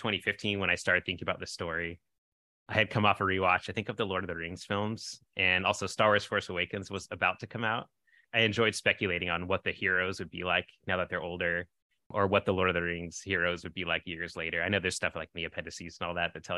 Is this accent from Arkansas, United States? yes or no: no; San Francisco Bay Area, California, United States; We're from the San Francisco Bay Area, which is at least the city I grew up in was probably half white or less